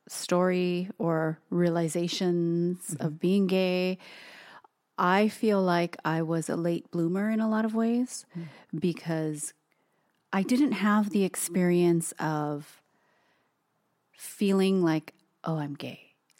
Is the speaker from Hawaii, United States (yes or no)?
yes; Hawaii, United States; growing up in Hawaii and being Asian